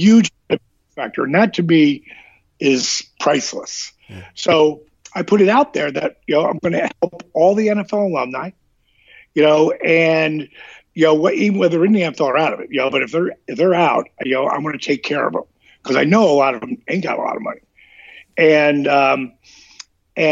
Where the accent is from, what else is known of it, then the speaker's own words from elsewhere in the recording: New Jersey, United States; I was from Jersey